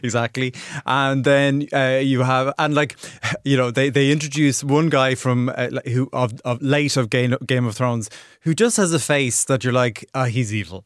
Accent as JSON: {"language": "English", "country": "Ireland", "accent": "Irish", "said": "in my Irish accent"}